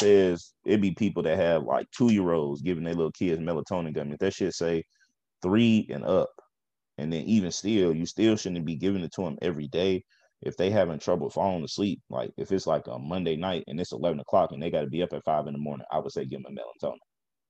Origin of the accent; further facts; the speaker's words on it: the South, United States; But I grew up like in the South, so you know, education was a little